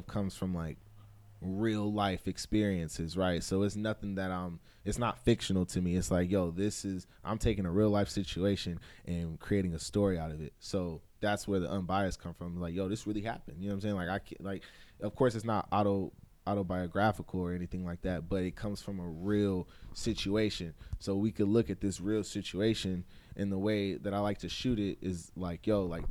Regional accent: California, United States; moved away as an adult; now in Atlanta, United States; I'm born and raised in California. All I knew was California.

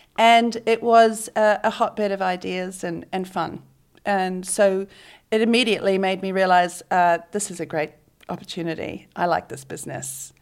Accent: Auckland, New Zealand; moved away as an adult; also born or lived in South Island, New Zealand; now in Sydney, Australia; I grew up and did most of my high school education in Auckland

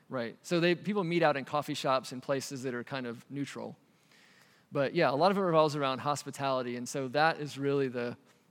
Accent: United States; moved away as an adult; also born or lived in Asia / Cambodia; now in Albania; as an American

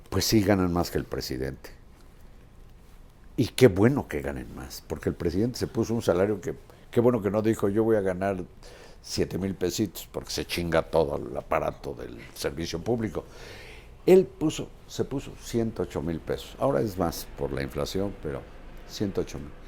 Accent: Mexico; Yo soy mexicano y orgullo lo tengo. Esta es mi cédula de identidad.

